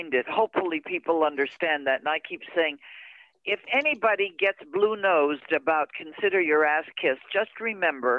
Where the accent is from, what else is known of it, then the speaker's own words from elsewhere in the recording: Verdun, Quebec, Canada; moved away; also born or lived in Montreal; I was born in Montreal, Canada.